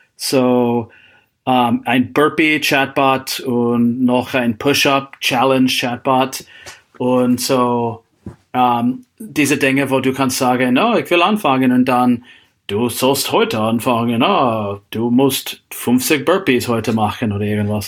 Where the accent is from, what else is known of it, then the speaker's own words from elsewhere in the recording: Seattle, Washington, United States; German is a second language; moved away as an adult; also born or lived in Klosterneuburg, Austria; now in Austria; ich komme aus, äh, aus Seattle, die Gegend